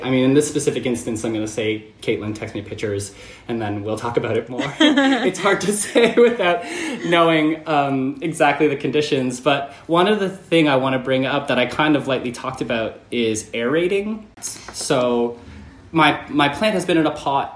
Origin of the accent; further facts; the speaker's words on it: about an hour outside of Toronto, Ontario, Canada; now in United States; I grew up about an hour outside of Toronto in in a rural farming town that's pretty small.